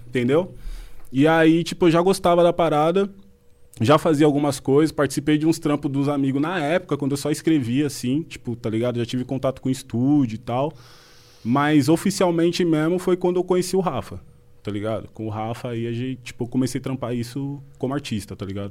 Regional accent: Brazil; nós crescemos junto lá no Fontales

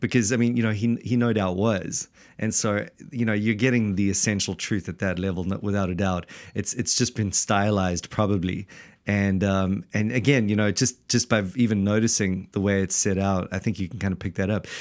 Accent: South Africa; now in Wellington, New Zealand; we're actually not from New Zealand at all, but from the blessed South Africa

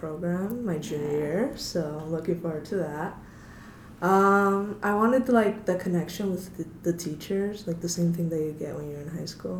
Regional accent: United States; And I'm American. I feel a bit bad for that.

